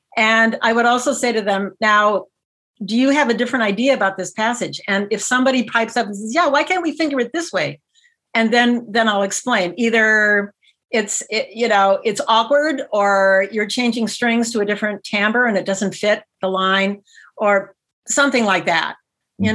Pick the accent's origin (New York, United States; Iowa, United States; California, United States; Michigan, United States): Iowa, United States; moved away; I'm from the Midwest originally, actually, Iowa originally.